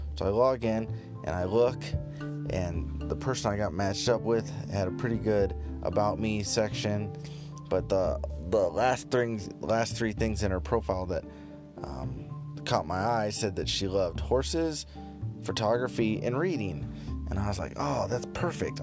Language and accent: English; United States; me being an American tourist